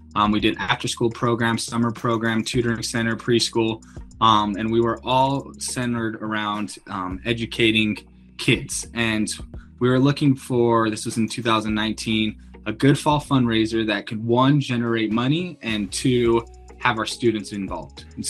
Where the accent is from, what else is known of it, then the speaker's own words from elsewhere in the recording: Salt Lake City, Utah, United States; now in Medford, United States; I'm originally from Salt Lake City, Utah